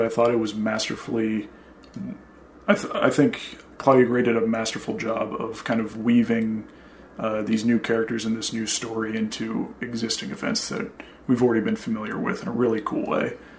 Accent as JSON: {"language": "English", "region": "Kansas", "country": "United States", "also_born_or_lived": "Boston area, Massachusetts", "moved": "yes", "lives_now": "Boston, United States", "said": "I'm originally from Kansas. Uh, now I live in the greater Boston area"}